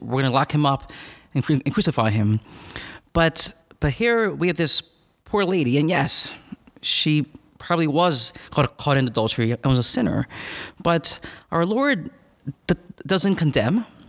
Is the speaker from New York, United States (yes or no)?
no; Philadelphia, Pennsylvania, United States; I'm from northeast of Philadelphia